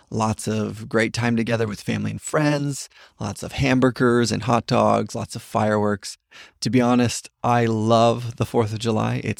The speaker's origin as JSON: {"language": "English", "country": "Papua New Guinea", "tie": "born or raised there", "said": "So we never saw them growing up in Papua New Guinea."}